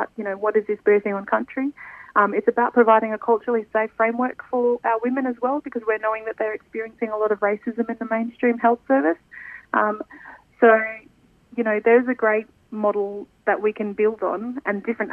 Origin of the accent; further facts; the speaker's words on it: Alice Springs, Northern Territory, Australia; now in Canberra, Australia; I'm an Arante woman. I'm from Alice Springs and I'm currently living in Canberra.